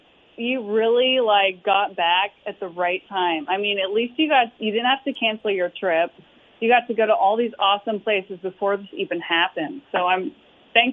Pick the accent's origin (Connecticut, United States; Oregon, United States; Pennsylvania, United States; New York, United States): Oregon, United States; moved away as an adult; also born or lived in Cincinnati / Fort Rucker, Alabama; now in South Korea; No, I'm from Oregon.